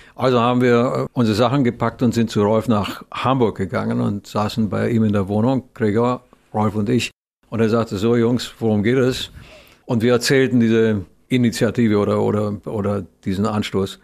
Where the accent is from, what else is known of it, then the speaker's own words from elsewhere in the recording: Romania; moved away; als Kind in Rumänien